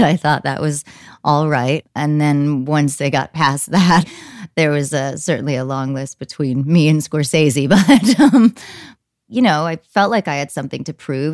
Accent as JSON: {"language": "English", "region": "New Jersey", "country": "United States", "tie": "born or raised there", "said": "I grew up in New Jersey"}